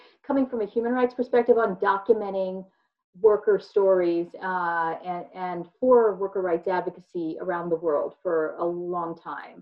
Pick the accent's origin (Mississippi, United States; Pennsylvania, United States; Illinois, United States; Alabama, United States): Pennsylvania, United States; Philadelphia; I grew up in Philadelphia and Philadelphia suburbs